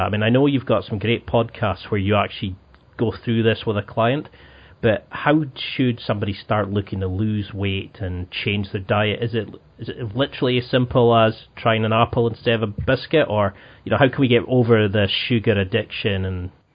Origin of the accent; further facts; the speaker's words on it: Highlands of Scotland, United Kingdom; I grew up in the Highlands of Scotland